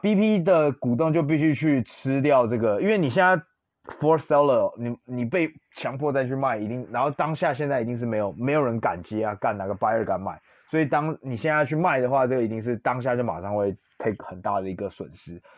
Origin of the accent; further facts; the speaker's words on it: Taiwan; 我身为台湾人